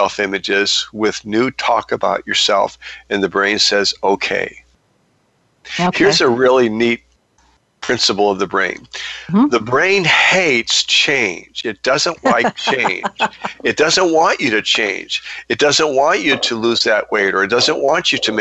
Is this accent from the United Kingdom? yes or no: no; United States; as an American man